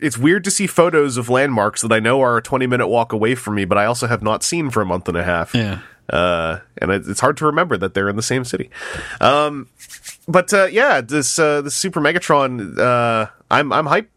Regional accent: Canada; as a Canadian

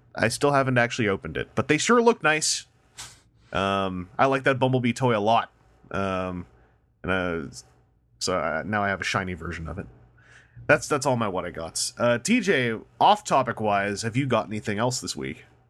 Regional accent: Canada; As a Canadian

